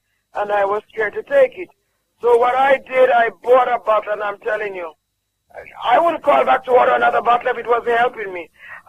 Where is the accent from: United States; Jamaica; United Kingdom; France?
Jamaica